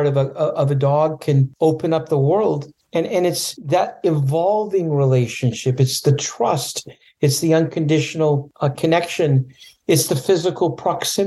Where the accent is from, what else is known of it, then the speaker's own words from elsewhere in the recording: Canada; now in California, United States; When I was a little boy growing up in Canada, I was afraid of animals